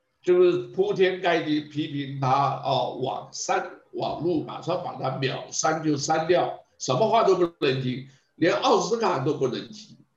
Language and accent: Chinese; China; 是啊，这个我们中国人都知道了，老外不会管你的，华人都很清楚